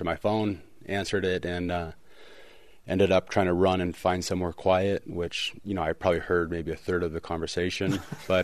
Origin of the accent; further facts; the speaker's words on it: Portland, Oregon, United States; growing up in Portland